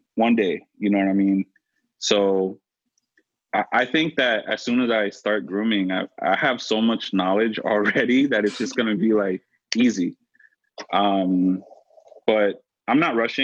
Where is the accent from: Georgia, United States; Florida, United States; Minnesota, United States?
Florida, United States; now in Philadelphia, United States; I'm from Florida